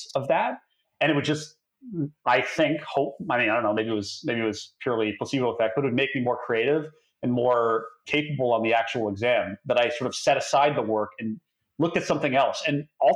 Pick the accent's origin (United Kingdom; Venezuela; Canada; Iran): Canada; Toronto, Ontario; I'm originally from Toronto